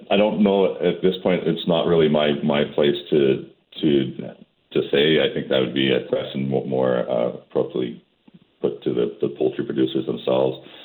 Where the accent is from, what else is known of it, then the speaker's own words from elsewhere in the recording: Calgary, Alberta, Canada; I'm from Calgary